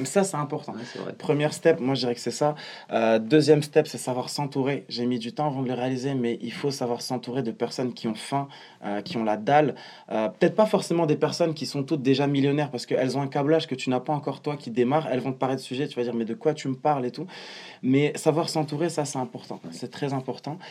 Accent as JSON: {"language": "French", "country": "Morocco", "tie": "born or raised there", "also_born_or_lived": "Strasbourg, France", "moved": "yes", "said": "rentrer vivre dans mon pays natal, le Maroc, pour me rapprocher de mes parents"}